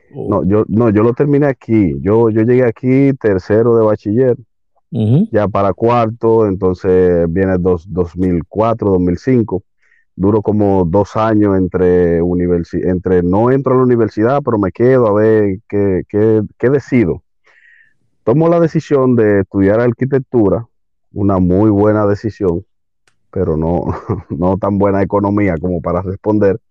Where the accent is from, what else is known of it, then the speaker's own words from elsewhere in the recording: Santo Domingo, Distrito Nacional, Dominican Republic; aquí, Santo Domingo, eh, República Dominicana, en el Distrito Nacional exactamente, sí, soy capitaleño en un buen decir.